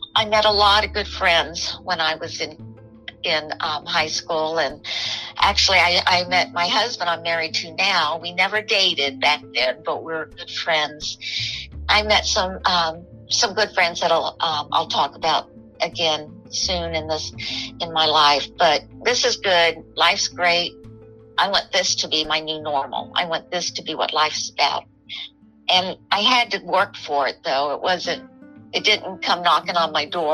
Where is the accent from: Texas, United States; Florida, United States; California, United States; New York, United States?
Florida, United States; Miami; I was born in Miami